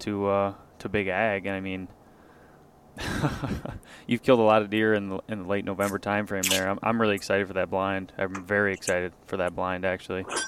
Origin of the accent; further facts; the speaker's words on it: Midwest, United States; I just felt really proud to be uh, a Midwesterner